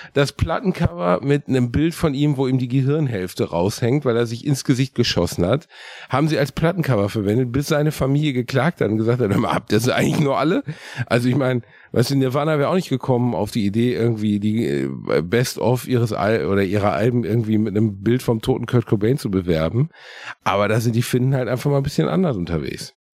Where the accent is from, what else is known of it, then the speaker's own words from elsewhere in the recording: Gelsenkirchen, North Rhine-Westphalia, Germany; In meiner Heimatstadt in Gelsenkirchen-Rothausen gab es einen Tabakladen